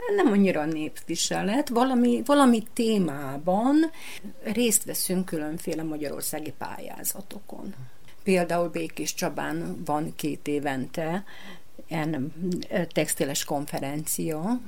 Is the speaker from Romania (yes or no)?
no; Jazovo, Vojvodina, Serbia; also born or lived in Senta; Én jázovai születésű vagyok, bán, bánati, picinke magyar falu.